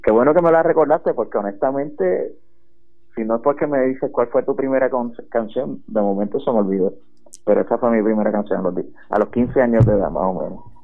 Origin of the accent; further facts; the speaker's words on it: Utuado, Puerto Rico; yo soy utuadeño, yo, nacido, criado y vivo aquí en Utuado